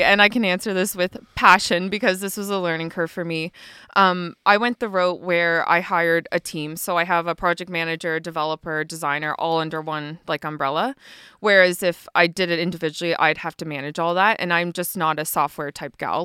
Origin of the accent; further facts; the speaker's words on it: Harrietsfield, Nova Scotia, Canada; moved away as an adult; also born or lived in Fort Saskatchewan, Alberta / Edmonton, Alberta; I actually grew up in Harrietsfield, like around the Loop. I'm a loop girl.